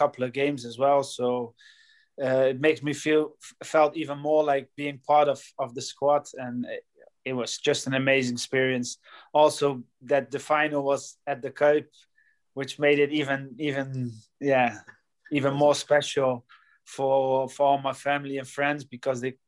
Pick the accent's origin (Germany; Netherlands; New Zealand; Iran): Netherlands; Rotterdam, South Holland; moved away as an adult; also born or lived in Wales / Scotland / England; my old team and my hometown